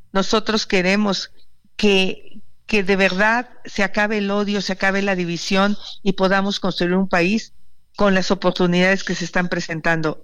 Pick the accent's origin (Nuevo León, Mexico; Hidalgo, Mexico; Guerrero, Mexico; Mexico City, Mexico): Hidalgo, Mexico; moved away; allá de mi pueblo, de Pachuca